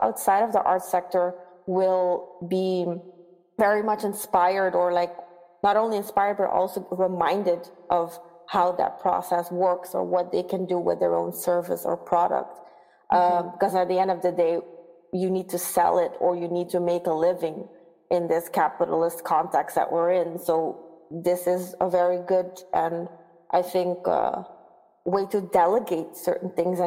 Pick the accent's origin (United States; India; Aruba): Aruba; moved away as an adult; also born or lived in Netherlands; I'm from Aruba